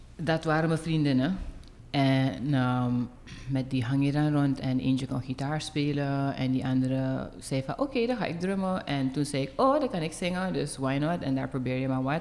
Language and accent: Dutch; Suriname; moved away as an adult; ik ben geboren en getogen in Suriname